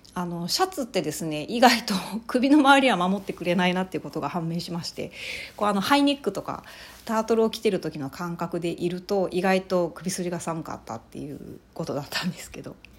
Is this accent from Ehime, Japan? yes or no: yes; Ehime, Japan; now in Kansai, Japan; 私の実家があるあの愛媛県の方に帰省をしてまして